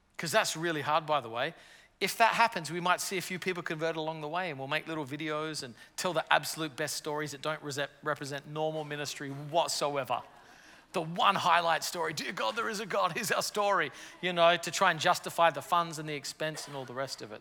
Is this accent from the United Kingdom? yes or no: no; Australia; moved away as an adult; now in New York City, United States; I'm from Australia originally